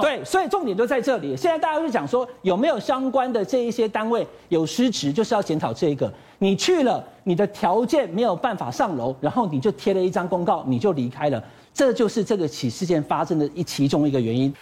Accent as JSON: {"language": "Chinese", "town": "Taichung", "country": "Taiwan", "said": "我是台中人"}